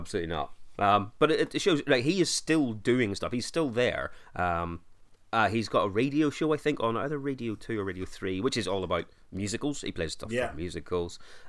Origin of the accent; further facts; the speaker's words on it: Ireland; Oh, mate, I'm from Ireland. We were all asked.